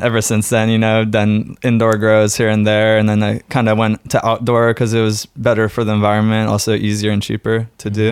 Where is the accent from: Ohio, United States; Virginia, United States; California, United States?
California, United States; San Francisco; now in Oregon, United States; growing up in San Francisco